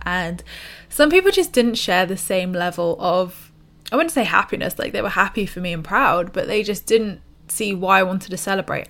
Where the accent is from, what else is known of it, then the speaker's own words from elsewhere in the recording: United Kingdom; us British people